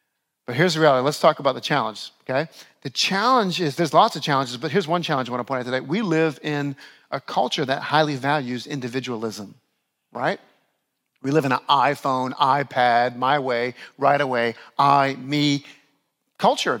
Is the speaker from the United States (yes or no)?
yes; New Orleans, Louisiana, United States; moved away as an adult; also born or lived in Buffalo, New York; now in Westchester, United States; My oldest son was born in my hometown of New Orleans